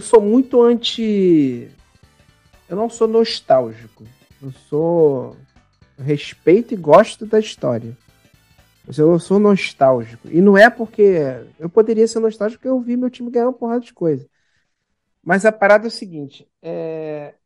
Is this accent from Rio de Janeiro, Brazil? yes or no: yes; Baixada Fluminense, Rio de Janeiro, Brazil; eu sou de uma cidade da Baixada Fluminense aqui